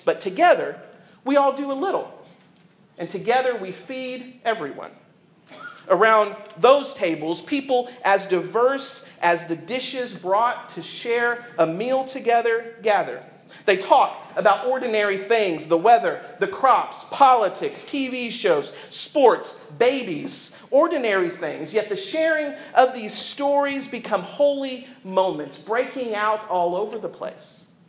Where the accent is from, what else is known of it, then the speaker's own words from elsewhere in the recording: the South, United States; I grew up in the South